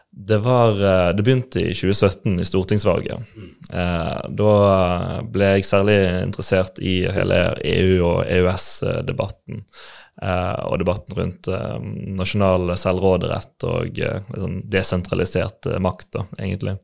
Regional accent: Bergen, Vestland, Norway; also born or lived in Landås, Bergen / Sandviken, Bergen; jeg vokste opp i Fana, like ved Slåtthaug skøytebane

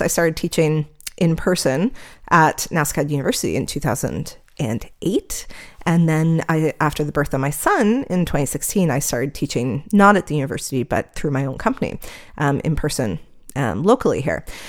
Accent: Canada; I'm Canadian here

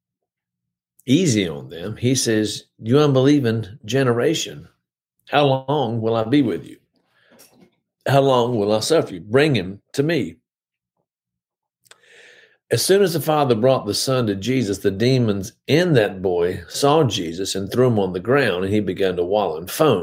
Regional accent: High Point, North Carolina, United States; I grew up in High Point, went to First Methodist Church. I was born there

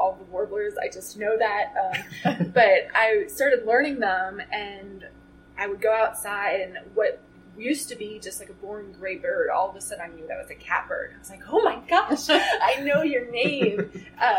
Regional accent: Miami, Florida, United States; moved away as an adult; also born or lived in Gainesville, Florida; now in Tallahassee, United States; I am a Florida native, and I was born in Miami, traveled to Gainesville for undergrad, and have now ended up in Tallahassee, Florida

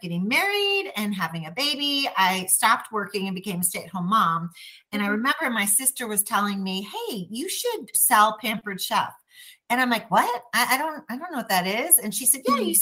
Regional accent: Chicago, Illinois, United States; accent: Chicago; moved away as an adult; also born or lived in Milwaukee, Wisconsin; now in Texas, United States; I am originally from Chicago

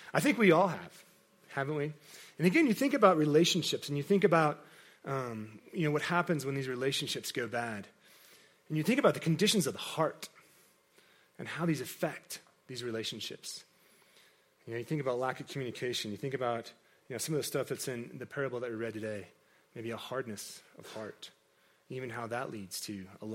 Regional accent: Kansas, United States; I grew up in Kansas, in a very agricultural environment

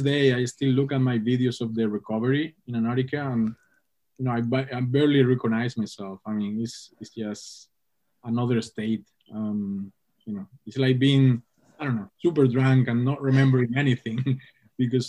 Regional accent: Canary Islands, Spain; English is a second language; moved away; also born or lived in Hong Kong; growing up in the Canary Islands

